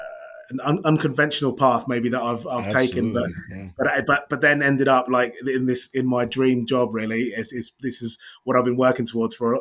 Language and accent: English; Windsor, South East England, United Kingdom; now in Shanghai, China; I'm from England. I come from a place just outside of London called Windsor, where the Queen used to live